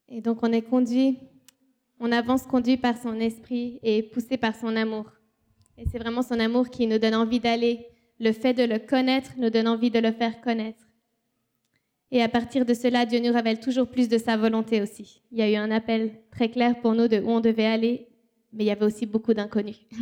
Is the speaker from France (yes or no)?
no; Switzerland; moved away as an adult; also born or lived in Haiti